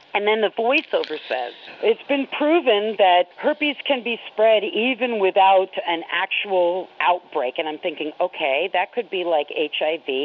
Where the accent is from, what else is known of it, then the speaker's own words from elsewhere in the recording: New York, United States; moved away; also born or lived in Florida; growing up in New York State